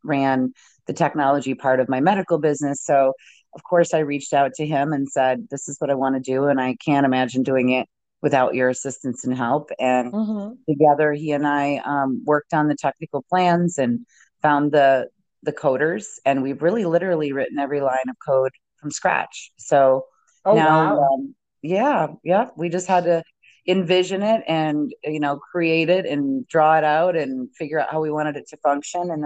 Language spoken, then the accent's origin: English; Midwest, United States; I grew up in the Midwest and in a very, religious home